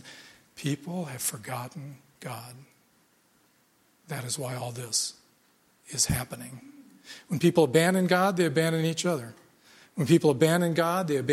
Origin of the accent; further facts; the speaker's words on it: United States; I grew up in America